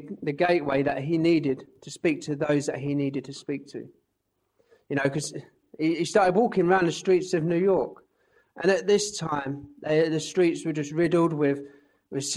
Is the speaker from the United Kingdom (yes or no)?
yes; Ware, East of England, United Kingdom; I'm actually originally from Ware, which is just down the road